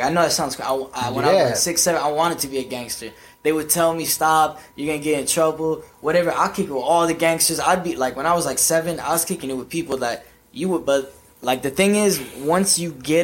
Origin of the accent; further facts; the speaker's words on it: Anaheim, California, United States; I'm from Anaheim